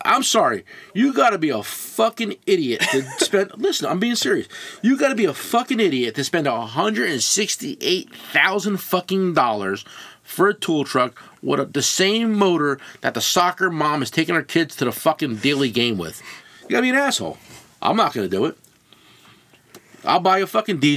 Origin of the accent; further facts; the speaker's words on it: New Jersey, United States; I grew up in New Jersey. I'm 53 years old. And I grew up in New Jersey.